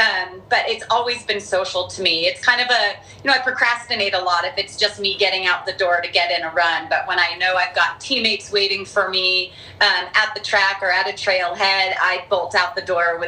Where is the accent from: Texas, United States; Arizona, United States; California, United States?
California, United States; Southern; I was raised in Southern California.